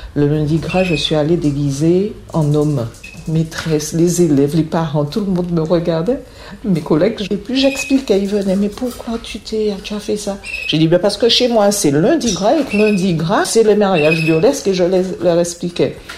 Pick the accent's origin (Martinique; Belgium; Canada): Martinique; moved away as an adult; also born or lived in Guadeloupe / French Guiana; now in Meaux, France; Je suis originaire de la Martinique où j'ai vécu jusqu'à l'âge de 18 ans